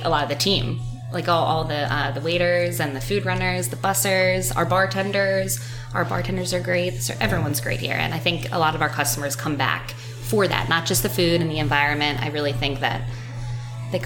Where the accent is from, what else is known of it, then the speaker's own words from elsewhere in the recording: Wallingford, Pennsylvania, United States; I grew up in Wallingford, so went to Cardinal O'Hara High School